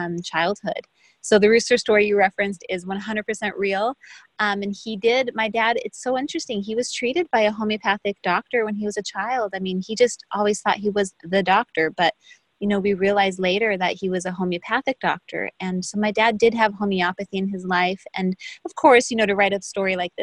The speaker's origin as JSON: {"language": "English", "country": "Brazil", "moved": "yes", "said": "I'm from Brazil"}